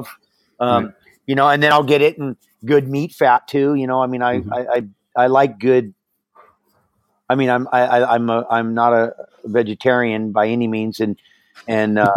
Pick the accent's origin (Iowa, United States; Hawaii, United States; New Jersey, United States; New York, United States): Hawaii, United States; growing up in Hawaii